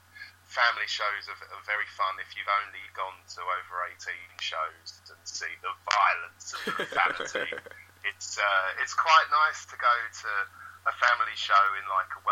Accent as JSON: {"language": "English", "area": "Essex", "region": "East of England", "country": "United Kingdom", "tie": "born or raised there", "said": "I grew up in Essex"}